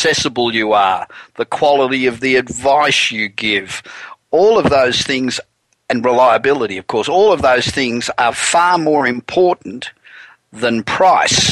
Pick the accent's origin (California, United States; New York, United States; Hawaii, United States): California, United States; Los Angeles; we're coming to you this week from my hometown of Los Angeles